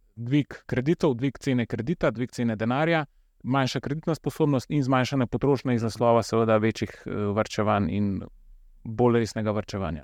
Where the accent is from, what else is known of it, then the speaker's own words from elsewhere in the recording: Slovenia; Slovenci smo